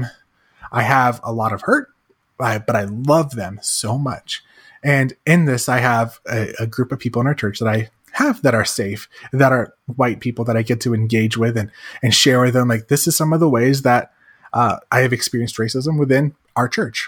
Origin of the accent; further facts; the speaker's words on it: Arizona, United States; also born or lived in Iowa; we didn't really go to church when I was in, growing up in Arizona